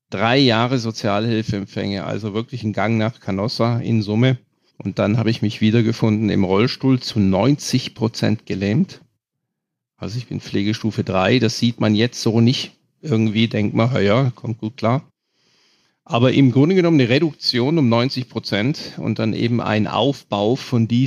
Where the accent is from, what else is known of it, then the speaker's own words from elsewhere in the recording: Germany; immer noch natürlich, ich bin Deutscher, immer noch ein bisschen höher runter